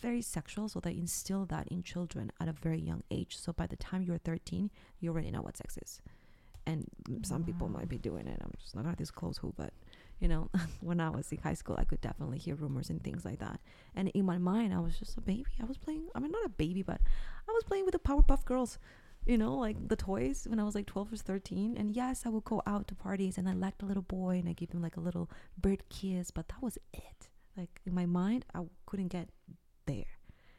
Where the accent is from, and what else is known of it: Peru; now in Canada